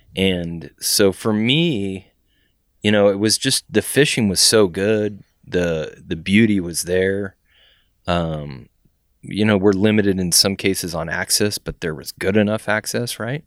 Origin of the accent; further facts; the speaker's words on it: San Antonio, Texas, United States; now in Indianapolis, United States; I grew up in San Antonio, which has a river run through it